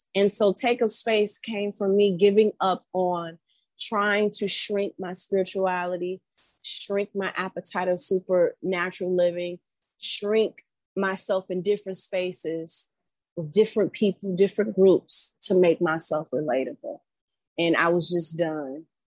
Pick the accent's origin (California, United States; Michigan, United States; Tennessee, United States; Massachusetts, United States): Michigan, United States; Detroit; moved away as an adult; also born or lived in East Coast; I'm from Metro Detroit